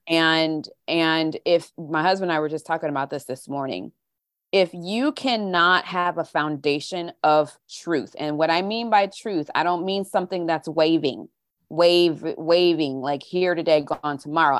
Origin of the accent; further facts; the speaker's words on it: St. Louis, Missouri, United States; moved away as an adult; also born or lived in California / England / Wichita, Kansas / Tulsa, Oklahoma; pretty much spent the rest of my childhood up, up, all the way up through high school in the Saint Louis area.